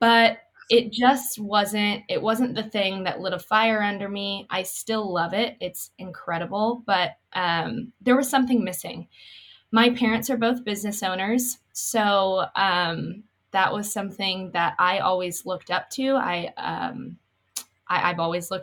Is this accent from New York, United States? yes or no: no; Columbia, Missouri, United States; I grew up here in Columbia